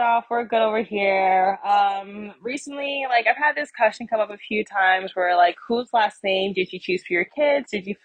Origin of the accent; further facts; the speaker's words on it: United States; I'm just American who happens to be Black.